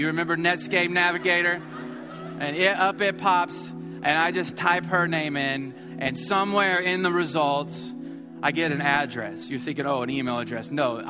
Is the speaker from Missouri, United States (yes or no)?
yes; Missouri, United States; moved away as an adult; now in Houston, United States; I was from Missouri.